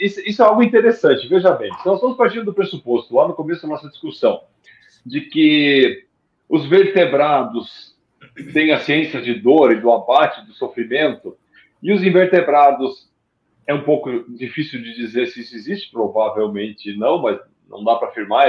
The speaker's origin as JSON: {"language": "Portuguese", "area": "Gaúcho", "region": "Rio Grande do Sul", "country": "Brazil", "said": "como gaúcho"}